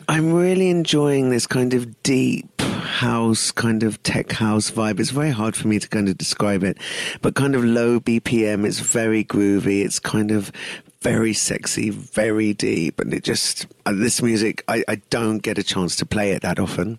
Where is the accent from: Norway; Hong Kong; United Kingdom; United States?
United Kingdom; London; moved away as an adult; also born or lived in East Africa; now in Pune, India; I grew up in London, so very multicultural